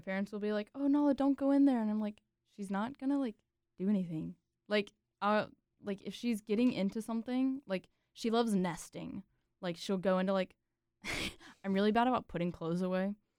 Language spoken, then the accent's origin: English; Raleigh, North Carolina, United States; I'm technically from Raleigh, but, like, we live on the Raleigh-Nightdale border, so that's, like, East Raleigh